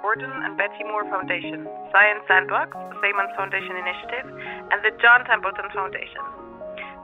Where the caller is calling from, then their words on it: Colchester, East of England, United Kingdom; I'm calling from Colchester in Essex, UK.